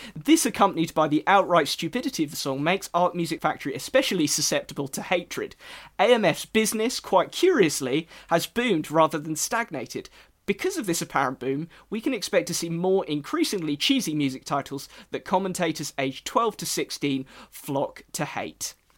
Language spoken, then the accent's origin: English; England, United Kingdom; accent: English; my English accent.